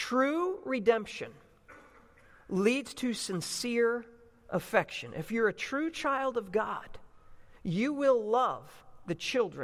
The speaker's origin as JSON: {"language": "English", "region": "New Jersey", "country": "United States", "tie": "born or raised there", "moved": "yes", "lives_now": "Chicago, United States", "said": "growing up in South Jersey near Philadelphia"}